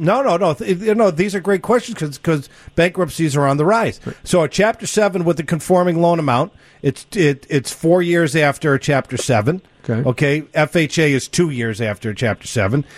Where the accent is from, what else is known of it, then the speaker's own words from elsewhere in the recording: New York, United States; moved away; I was born in New York